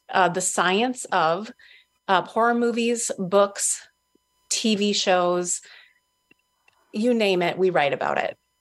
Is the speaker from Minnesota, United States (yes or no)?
yes; Minnesota, United States; also born or lived in Duluth, Minnesota; I'm born and raised in Minnesota. I live in Duluth, which is northern Minnesota.